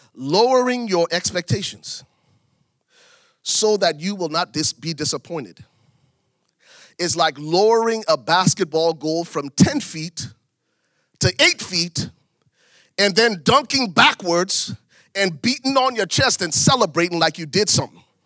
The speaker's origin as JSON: {"language": "English", "country": "Liberia", "tie": "born or raised there", "moved": "as an adult", "lives_now": "United States", "said": "I was born in Liberia, West Africa. Lived in Africa until I was twenty-one before I came to America"}